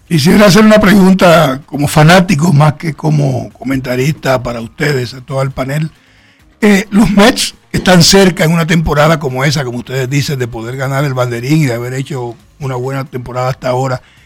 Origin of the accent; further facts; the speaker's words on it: Santo Domingo, Distrito Nacional, Dominican Republic; Yo nací en el Sánchez Piantini, aquí cerca